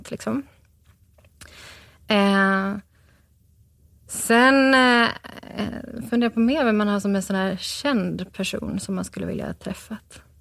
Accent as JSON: {"language": "Swedish", "town": "Gothenburg", "region": "Västra Götaland", "country": "Sweden", "tie": "born there", "also_born_or_lived": "Örebro / Stockholm / Mullsjö / Burhult", "said": "Eh, på Östra sjukhuset i Göteborg."}